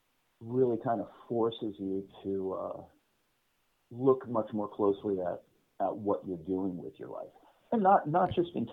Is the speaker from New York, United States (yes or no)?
no; Silver Spring, Maryland, United States; moved away; also born or lived in Washington, D.C.; Born in Washington. I grew up in Silver Spring, Maryland.